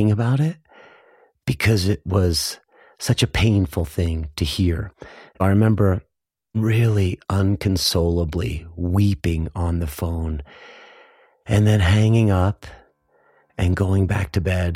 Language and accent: English; right outside of West Philadelphia, Pennsylvania, United States; I grew up right outside of West Philadelphia in a large Irish Catholic family